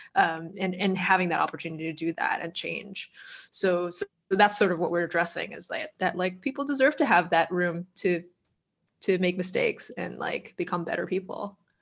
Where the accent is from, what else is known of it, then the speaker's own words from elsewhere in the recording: Boston, Massachusetts, United States; I'm from Boston